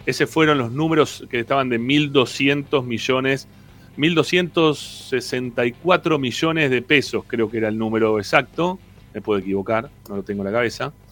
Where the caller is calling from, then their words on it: Lomas de Zamora, Buenos Aires Province, Argentina; de Lomas.